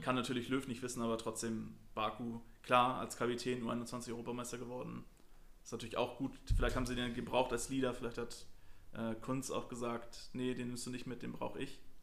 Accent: Germany; wir, als Deutscher

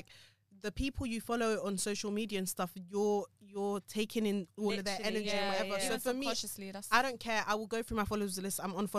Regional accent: London, United Kingdom; we're like born and raised in London

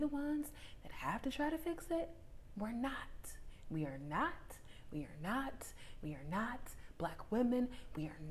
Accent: Washington, District of Columbia, United States; moved away; I spent about a month and a half in my hometown of Washington, D.C., or in the vicinity of it anyway

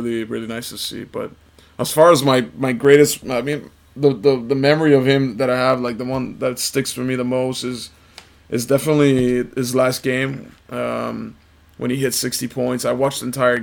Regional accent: Italy; moved away; I'm from Italy. I was born there and raised there

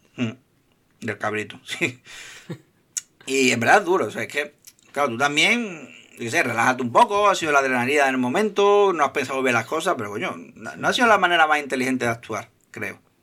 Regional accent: Seville, Andalusia, Spain; yo, soy, de Sevilla

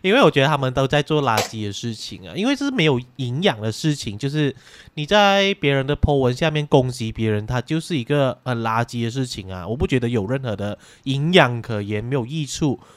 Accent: Malaysia; 我们马来西亚人就是，我们都有各种语言啊

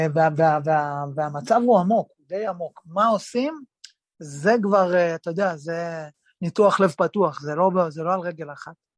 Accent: Kiryat Yam, Haifa District, Israel; כשאני בגיל 15 אה, עברתי, ההורים שלי עברו דירה לקריית חיים, ועברנו לקריית חיים מקריית ים

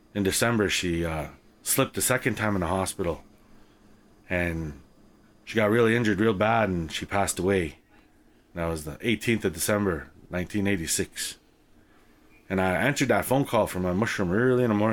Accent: Canada; growing up in Canada as an Indigenous person

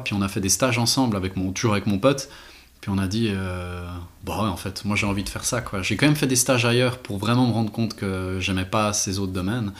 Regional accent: Renens, Vaud, Switzerland; also born or lived in Geneva / Glashütte; je viens de Renan

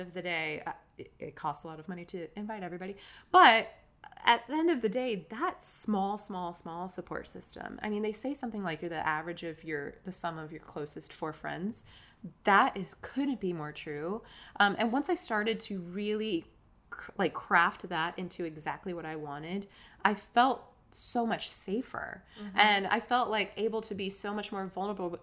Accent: North Carolina, United States; moved away as an adult; now in New York, United States; I'm from North Carolina.

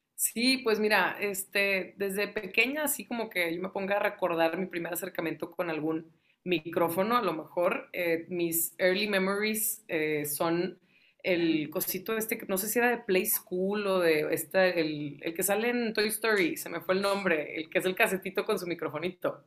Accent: Ciudad Victoria, Tamaulipas, Mexico; now in Monterrey, Mexico; nosotros somos de Ciudad Victoria. Yo nací aquí en Monterrey, pero crecí en, Tamaulipas.

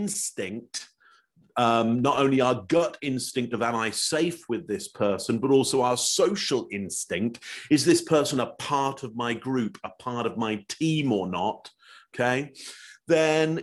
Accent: England, United Kingdom; now in Toronto, Canada; Originally, I'm from England.

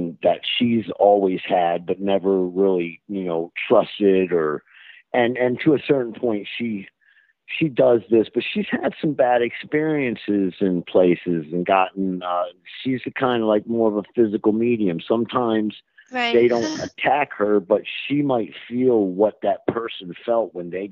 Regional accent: Baltimore, Maryland, United States; I was born in Baltimore

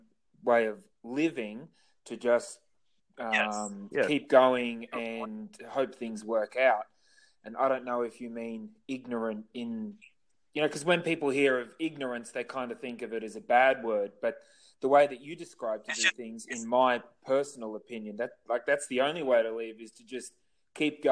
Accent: Australia; I'm from Australia

